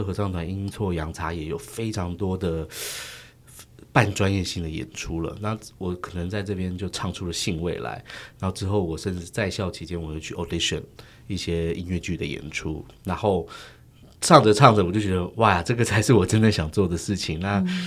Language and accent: Chinese; Taiwan; 我们台湾人自己的故事，是我家乡的故事